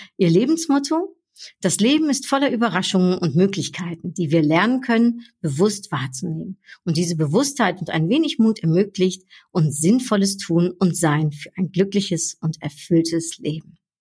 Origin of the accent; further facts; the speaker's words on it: Netherlands; ich bin ja Niederländerin